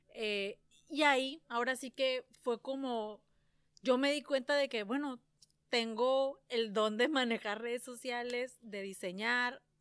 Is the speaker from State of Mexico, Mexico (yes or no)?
no; San Luis Río Colorado, Sonora, Mexico; yo soy de aquí de San Luis Río Colorado, este, arriba Sonora.